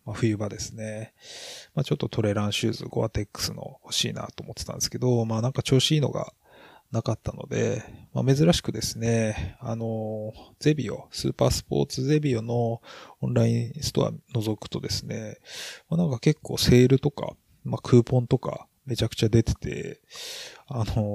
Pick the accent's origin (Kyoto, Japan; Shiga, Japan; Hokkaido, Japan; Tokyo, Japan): Hokkaido, Japan; 私も北海道人なんで